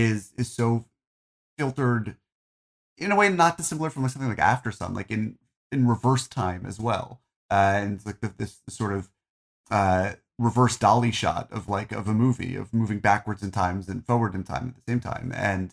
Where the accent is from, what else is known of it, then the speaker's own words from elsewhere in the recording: New Jersey, United States; also born or lived in Arizona / California; I grew up in New Jersey. We're the only Jews in town. Then we moved to Arizona and then we moved to California and I was bullied for being a Jew.